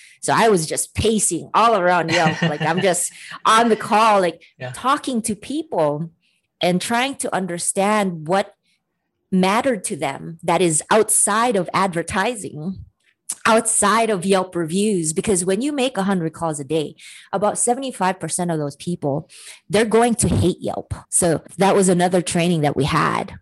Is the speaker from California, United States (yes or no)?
no; Hawaii, United States; moved away as an adult; also born or lived in San Francisco; in Hawaii, growing up in Hawaii, you're a very loving culture